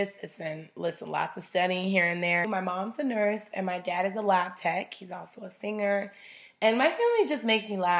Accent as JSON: {"language": "English", "region": "Arizona", "country": "United States", "tie": "born or raised there", "also_born_or_lived": "Chicago, Illinois", "said": "I moved to Arizona when I was about 7 years old"}